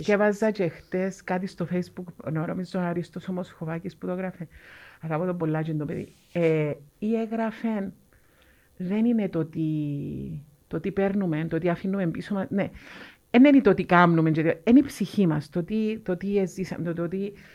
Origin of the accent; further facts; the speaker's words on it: Cyprus; Είμαι ούλη Κύπρο